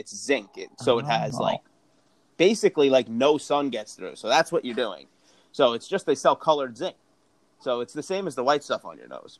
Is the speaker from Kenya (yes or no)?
no; Long Island, New York, United States; I'm a kid from Long Island, and now I'm 26